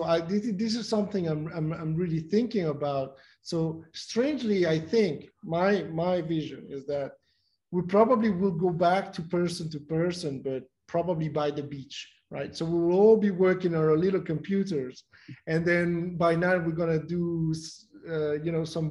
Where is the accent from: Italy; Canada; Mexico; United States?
Mexico; I'm from Mexico